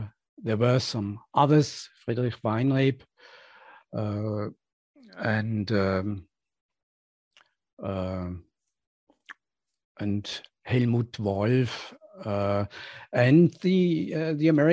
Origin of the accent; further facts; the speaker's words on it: Switzerland; when I was outside Switzerland, when I left the narrow world of where I grew up for the first time for 6 months